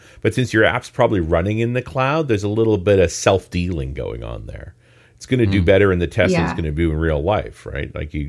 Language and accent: English; Canada; I'm a Canadian.